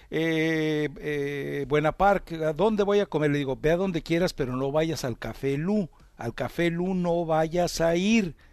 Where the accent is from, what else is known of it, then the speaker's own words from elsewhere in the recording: Guadalajara, Jalisco, Mexico; yo soy provinciano, yo vengo llegando de Guadalajara